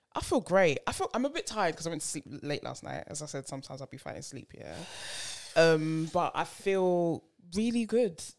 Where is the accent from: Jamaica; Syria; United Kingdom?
United Kingdom; We're British